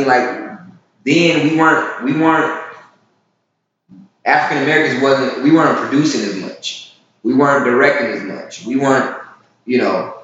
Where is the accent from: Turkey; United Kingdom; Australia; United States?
United States; Virginia; moved away; I'm actually from Virginia. I'm originally from Virginia